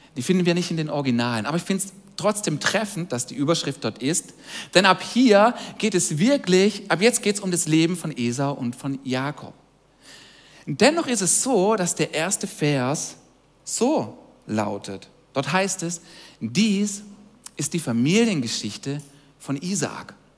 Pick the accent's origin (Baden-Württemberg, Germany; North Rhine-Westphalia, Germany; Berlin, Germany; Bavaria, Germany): Baden-Württemberg, Germany; Donaueschingen; also born or lived in Villingen-Schwenningen / Waldshut district; now in Tuttlingen, Germany; wir beide sind eigentlich aufgewachsen hier in der Region, in der Umgebung, nämlich im ersten Dorf an der schönen Donau, nämlich in Foren bei Donaueschingen. Da sind wir aufgewachsen